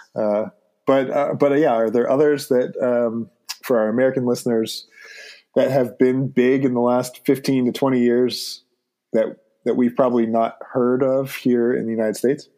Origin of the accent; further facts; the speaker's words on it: Ontario, Canada; moved away; we are both from the province of Ontario. We're both Canadian citizens.